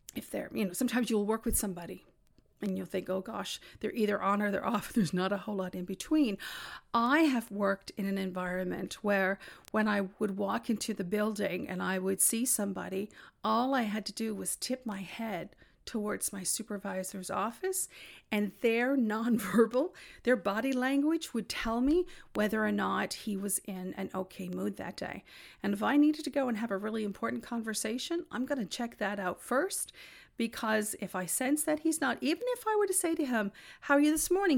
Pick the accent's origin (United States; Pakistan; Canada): Canada; Newfoundland and Labrador; I'm from Newfoundland